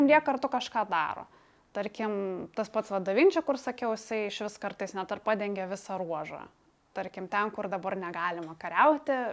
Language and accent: Lithuanian; Lithuania; tokie kaip mes iš Lietuvos